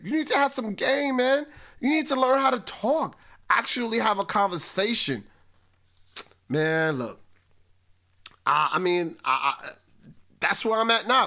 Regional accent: Spring Valley, United States; I grew up born and raised in Spring Valley

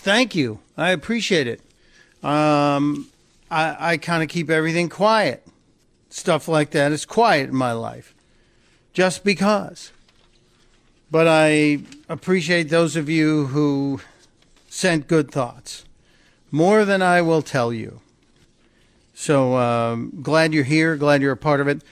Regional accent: Chicago, Illinois, United States; Chicago, my hometown

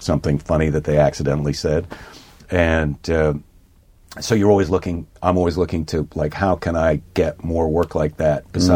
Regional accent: Midwest, United States; I'm a Midwesterner

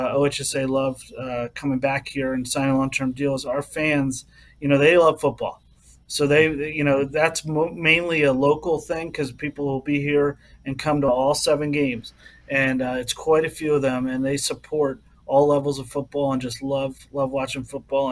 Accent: Philadelphia, Pennsylvania, United States; moved away as an adult; also born or lived in Ohio; now in Canton, United States; I am from Philadelphia, and I've been here 13 years, but so I'm a true, you know, Ohioan now

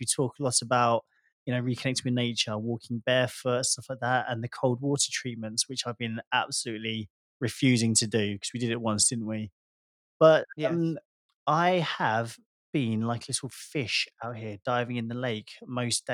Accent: United Kingdom; moved away; I love being British.

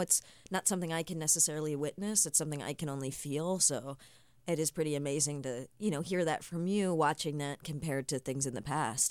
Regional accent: Nova Scotia, Canada; I grew up in Nova Scotia

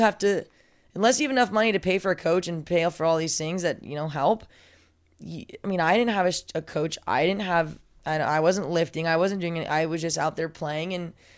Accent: Southern California, United States; also born or lived in San Diego; I, I, am from Southern California, but I was commuting from San Diego

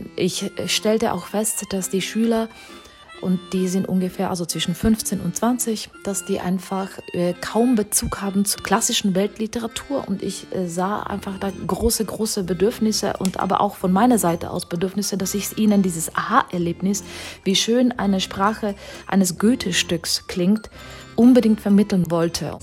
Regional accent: Czechia; moved away; bin ja selber Tschechin

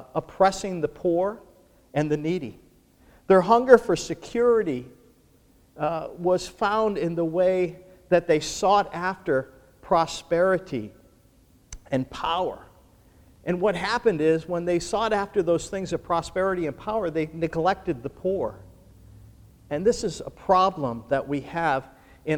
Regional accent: Buffalo, New York, United States; growing up in Buffalo, New York, where I'm from

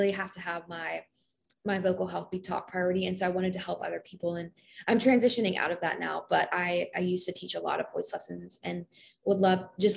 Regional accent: Kentucky, United States; I'm from Kentucky, so I love the University of Kentucky, UK

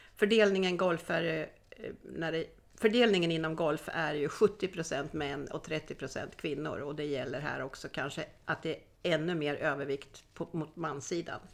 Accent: Sweden; moved away as an adult; now in Spain; Det är jag som är svensk

